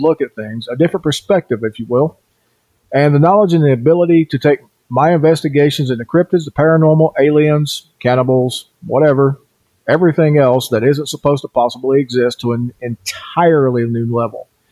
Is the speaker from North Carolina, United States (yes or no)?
yes; Cherokee Reservation, Swain County, North Carolina, United States; also born or lived in southeast Idaho; now in Idaho, United States; I was born and raised on the Cherokee Reservation in North Carolina, and that's in Swain County for those of you who know